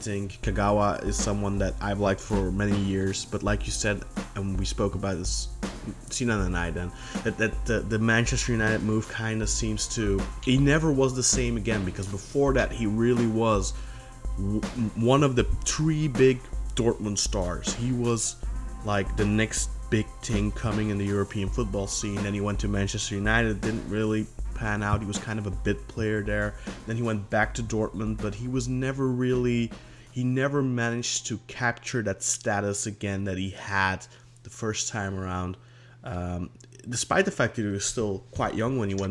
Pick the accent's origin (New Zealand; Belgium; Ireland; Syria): Belgium; I'm from Belgium